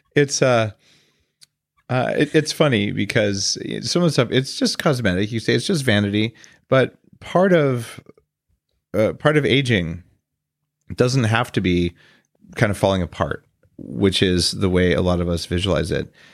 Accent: New Mexico, United States; I grew up in New Mexico

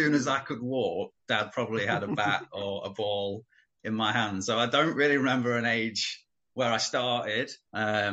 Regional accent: Melbourne, East Midlands, United Kingdom; also born or lived in Nottingham; I was only born in Nottingham. I grew up in Melbourne

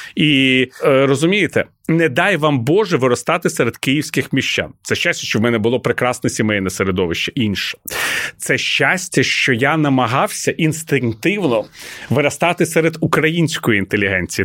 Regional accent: Kyiv, Ukraine; Ukrainian is a second language; Коли я зростав в Києві

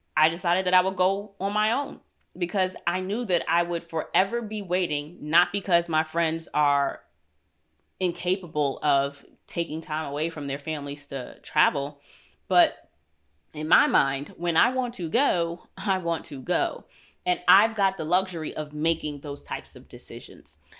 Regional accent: New York, United States; moved away as an adult; I'm a city girl. I'm from New York.

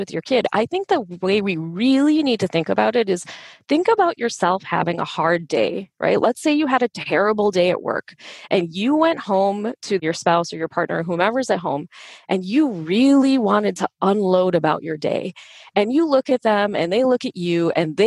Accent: Chicago, Illinois, United States; My parents were Indian immigrants. I grew up in Chicago

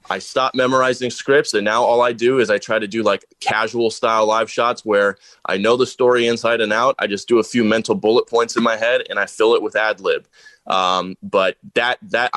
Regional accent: Aliso Viejo, California, United States; moved away as an adult; also born or lived in Tempe, Arizona / El Paso, Texas; I grew up in Southern California down in Orange County, a little city called Aliso Viejo, right next to Laguna Beach

